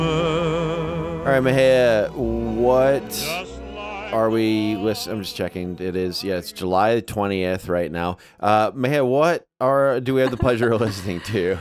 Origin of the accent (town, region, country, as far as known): Canada; moved away